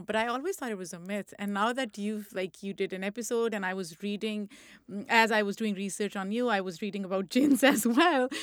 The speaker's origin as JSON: {"language": "English", "town": "Lahore", "region": "Punjab", "country": "Pakistan", "tie": "born or raised there", "also_born_or_lived": "Rawalpindi, Pakistan", "moved": "as an adult", "lives_now": "United States", "said": "I was born in Pindi and I was raised in Lahore"}